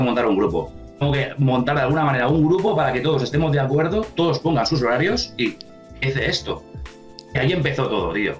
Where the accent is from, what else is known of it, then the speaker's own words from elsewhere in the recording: Valencian Community, Spain; gente de mi tierra